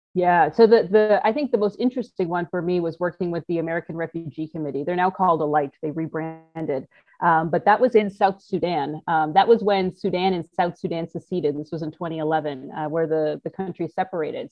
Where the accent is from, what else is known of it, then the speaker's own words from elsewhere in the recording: Toronto, Ontario, Canada; moved away; I'm a Canadian from Toronto